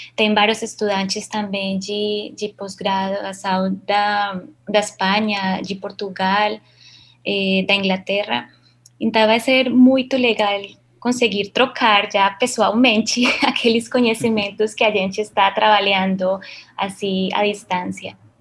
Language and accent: Portuguese; Colombia; Portuguese is a second language; now in Brazil; Eu sou colombiana